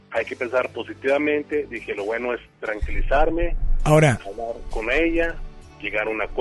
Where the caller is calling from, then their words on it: García, Nuevo León, Mexico; De García Nuevo León.